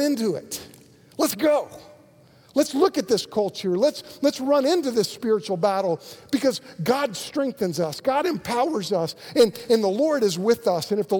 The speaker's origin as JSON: {"language": "English", "town": "Moore", "region": "Oklahoma", "country": "United States", "said": "I'm from Moore"}